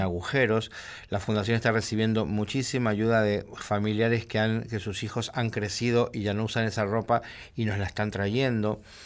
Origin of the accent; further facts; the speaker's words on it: Argentina; somos argentinos